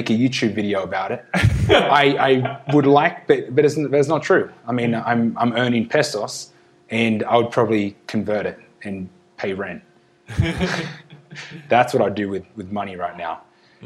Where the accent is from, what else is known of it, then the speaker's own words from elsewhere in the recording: Australia; now in Mexico; as an Australian